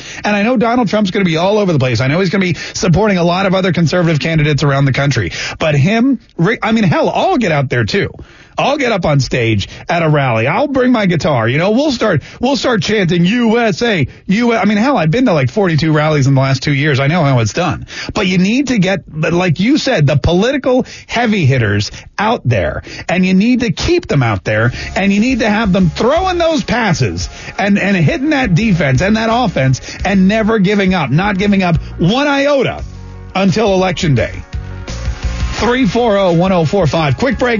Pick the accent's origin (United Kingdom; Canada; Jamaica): Canada; And then when I moved from Canada, of course, sorry was a big problem for me.